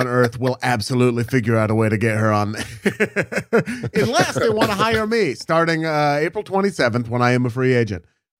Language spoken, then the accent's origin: English; Oregon, United States; now in Los Angeles, United States; I'm from Oregon.